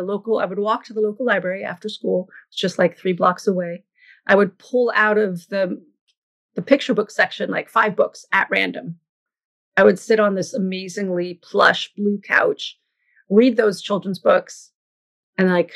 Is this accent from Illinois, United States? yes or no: no; Sonoma, California, United States; also born or lived in France; now in Oakland, United States; I grew up in Northern California, so the wine country, Sonoma specifically